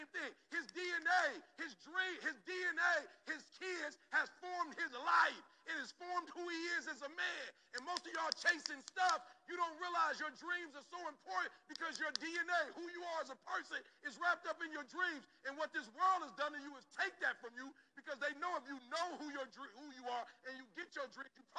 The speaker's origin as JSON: {"language": "English", "town": "Detroit", "region": "Michigan", "country": "United States", "said": "I'm from Detroit"}